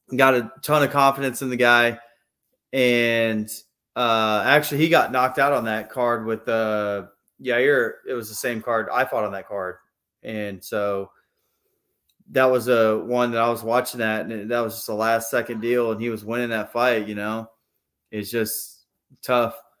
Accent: Pennsylvania, United States; moved away; also born or lived in Texas; I grew up in Pennsylvania before we moved to Texas.

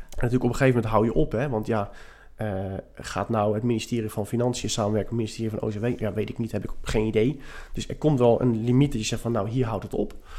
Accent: The Hague, South Holland, Netherlands; also born or lived in Scheveningen; Ik woon op Scheveningen, zoals we dat dan zeggen. Ik ben wel import. Ik ben Hagenees, Hagenaar.

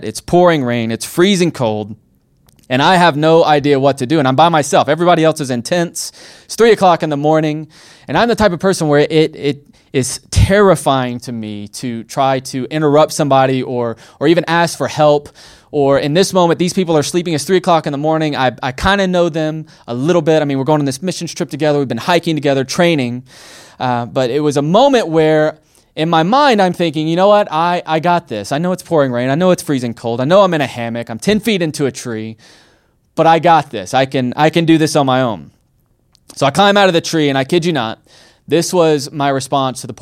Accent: Alabama, United States; I'm from Alabama

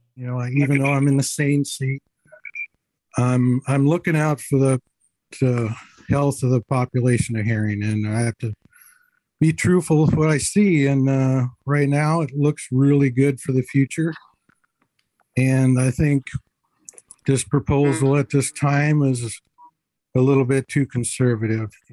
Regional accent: Ketchikan, Alaska, United States; now in Sitka, United States; I'm from Ketchikan originally

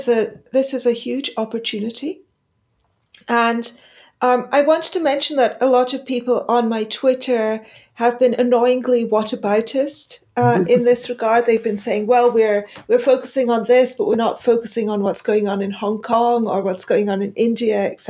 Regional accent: United Kingdom; being British

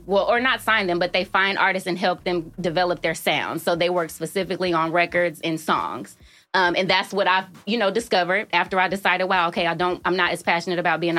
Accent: Oakland, California, United States; moved away as an adult; also born or lived in Colorado / Chicago; I was born in Colorado, but I was raised in Oakland.

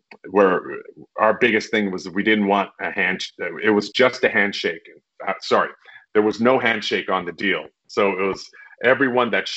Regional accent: Winnipeg, Manitoba, Canada; Manitoba, where I grew up in Winnipeg

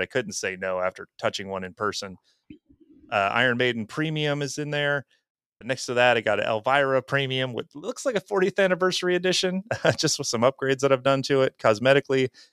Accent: Wisconsin, United States; we're both from Wisconsin, you know, and I'm only a couple hours north of them.

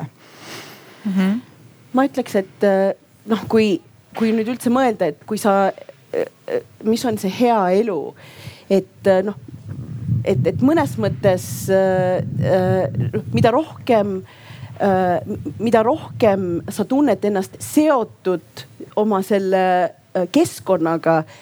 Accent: Estonia; also born or lived in Yemen; ma olen ju eestlane, ma olen ka jeemenlane

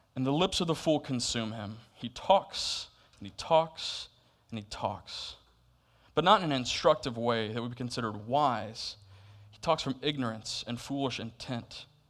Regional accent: Florida, United States; now in Camp Hill, Pennsylvania, United States; I'm from Florida

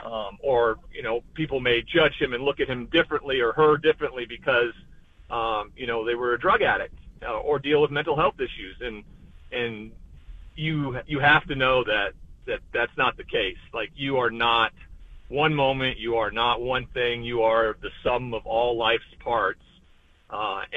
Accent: Montana, United States; growing up in Montana

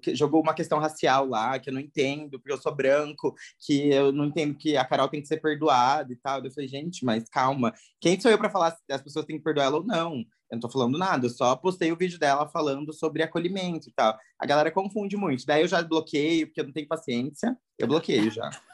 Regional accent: Paraná, Brazil; moved away as an adult; now in São Paulo, Brazil; Sou do Paraná, sou paranaense, mas moro em São Paulo.

